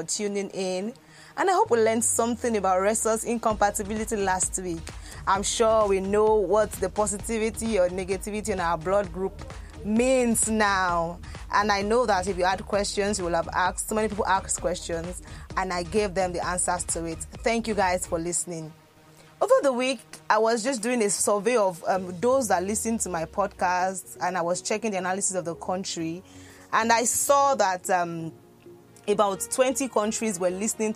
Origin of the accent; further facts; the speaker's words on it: Lagos, Nigeria; I was born in Lagos, schooled in Lagos, did everything from Lagos